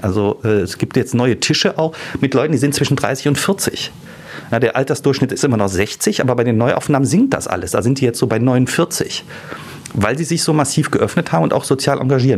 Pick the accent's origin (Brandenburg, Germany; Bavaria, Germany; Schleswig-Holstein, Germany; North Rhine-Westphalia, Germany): North Rhine-Westphalia, Germany; Düsseldorf; ich bin ja gebürtiger Düsseldorfer